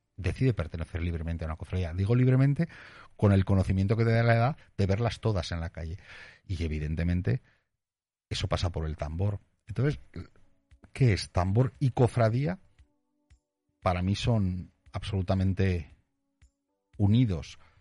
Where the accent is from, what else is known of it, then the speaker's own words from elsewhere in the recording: Aragon, Spain; siendo aragonesa